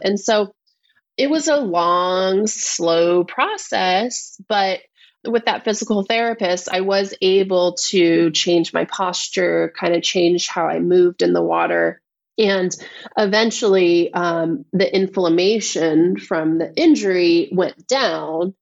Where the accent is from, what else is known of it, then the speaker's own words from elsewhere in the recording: Vallejo, California, United States; also born or lived in Benicia, California; I grew up in Vallejo, California, which is Northern California